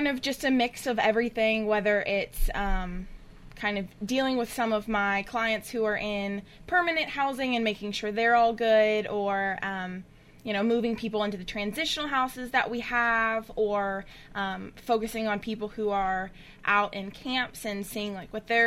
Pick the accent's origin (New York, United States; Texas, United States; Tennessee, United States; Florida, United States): Tennessee, United States; Memphis; moved away as an adult; now in Murfreesboro, United States; I'm from Memphis